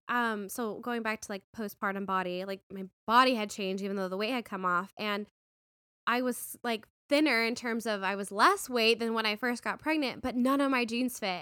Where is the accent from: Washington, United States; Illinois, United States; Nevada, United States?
Nevada, United States; Las Vegas; moved away as an adult; also born or lived in New York / San Francisco; now in Arizona, United States; I grew up in Vegas